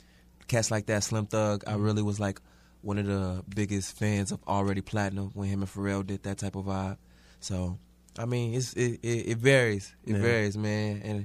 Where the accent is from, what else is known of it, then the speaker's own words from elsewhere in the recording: Houston, Texas, United States; now in New York City, United States; Growing up in Houston was different.